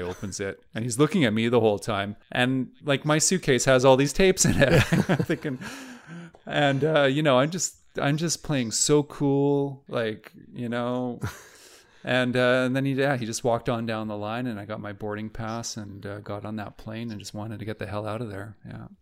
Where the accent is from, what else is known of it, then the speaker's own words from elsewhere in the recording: Vancouver, British Columbia, Canada; moved away as an adult; also born or lived in Toronto; I grew up in Vancouver